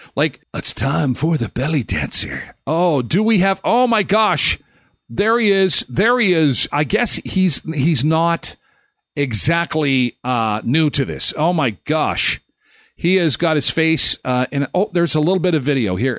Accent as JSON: {"language": "English", "region": "Manitoba", "country": "Canada", "tie": "born or raised there", "said": "I was born and raised in Manitoba, and I'm not used to it"}